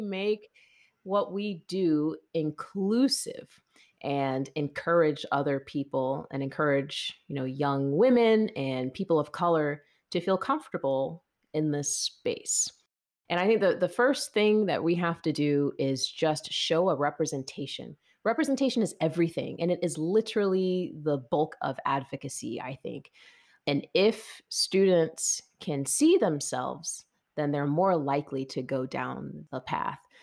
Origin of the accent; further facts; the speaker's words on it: Lawrenceville, Georgia, United States; I'm actually from Lawrenceville, Georgia